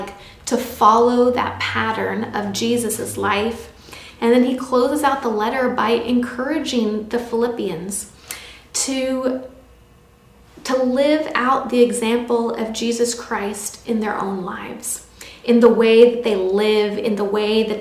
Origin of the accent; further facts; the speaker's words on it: United States